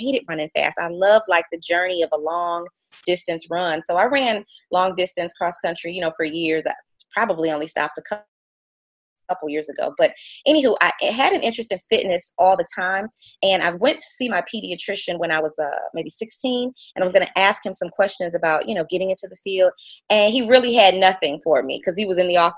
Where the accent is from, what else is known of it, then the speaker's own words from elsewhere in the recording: Detroit, Michigan, United States; also born or lived in St. Joseph, Michigan; I'm actually originally from Detroit.